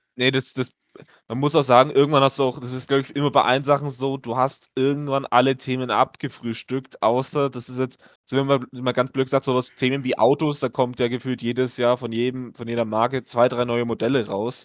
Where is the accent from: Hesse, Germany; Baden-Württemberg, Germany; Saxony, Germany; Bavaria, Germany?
Bavaria, Germany; Franconia; accent: Franconian; mit dem Fränkischen, also vor allem im Fränkischen, natürlich auch dem bayerischen Dialekt